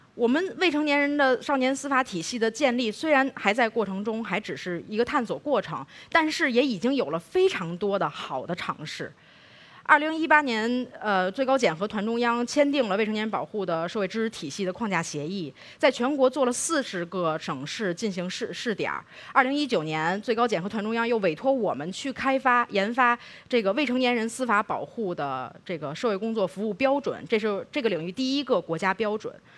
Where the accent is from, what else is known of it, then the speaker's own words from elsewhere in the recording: Beijing, China; 我是北京长大的